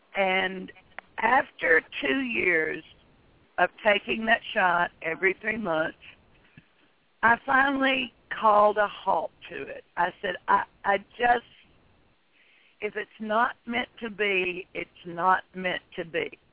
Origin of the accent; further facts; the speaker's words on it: Tennessee, United States; moved away as an adult; now in Texas, United States; I was born in Tennessee, and in fact, all my children were born in Tennessee. And we moved to Texas in 1980